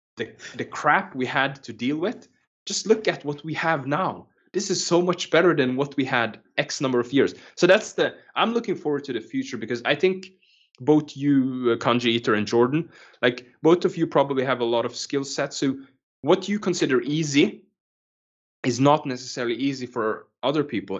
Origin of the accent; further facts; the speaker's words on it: Norway; also born or lived in Kenya; when I was growing up, um, lived in a small island in Norway. Uh, like we moved from Kenya before I used to live there